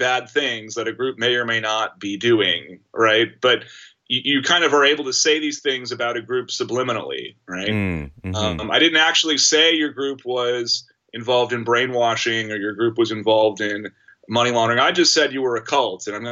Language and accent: English; Austin, Texas, United States; I'm from Austin and I remember experiencing the events in Waco, Texas as a kid